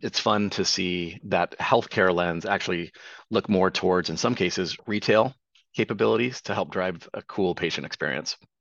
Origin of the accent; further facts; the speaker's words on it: Tri-Cities, Eastern Washington, United States; my hometown of the Tri Cities in Eastern Washington